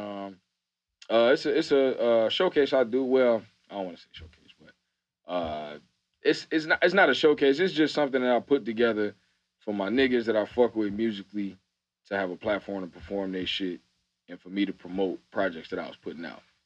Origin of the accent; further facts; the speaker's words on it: Chicago, Illinois, United States; also born or lived in Atlanta; I'm from Chicago, like, the city.